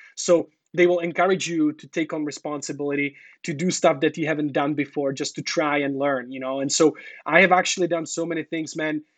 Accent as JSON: {"language": "English", "country": "Czechia", "moved": "yes", "lives_now": "China", "said": "I'm from Czech Republic"}